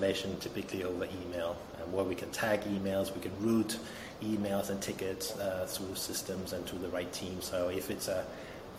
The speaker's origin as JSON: {"language": "English", "country": "France", "tie": "born or raised there", "also_born_or_lived": "Denmark", "moved": "yes", "lives_now": "Berlin, Germany", "said": "I'm originally from Denmark, grew up in France"}